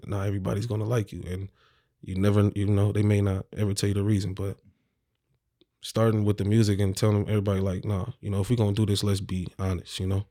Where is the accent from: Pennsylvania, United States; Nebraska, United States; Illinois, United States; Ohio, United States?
Nebraska, United States; Omaha; I'm from Omaha, Nebraska, specifically North Omaha, Nebraska.